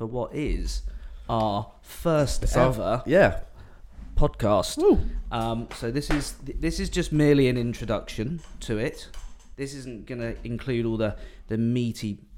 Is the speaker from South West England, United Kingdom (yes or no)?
yes; Bournemouth, South West England, United Kingdom; I'm considerably older. I'm 41 years old. Born and bred in Bournemouth